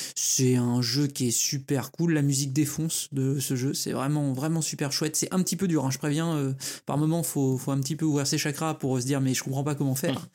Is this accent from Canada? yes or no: no; France; chez nous en France